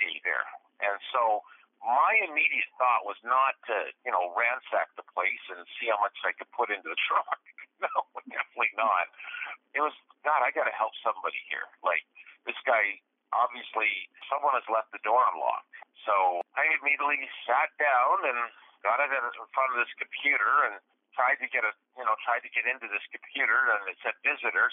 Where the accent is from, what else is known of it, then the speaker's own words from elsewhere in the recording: Canada; I'm a Canadian truck driver